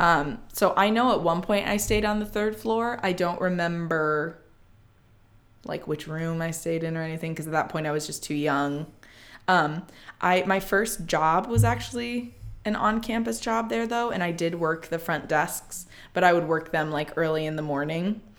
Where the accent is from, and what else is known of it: South Bend, Indiana, United States; born or raised there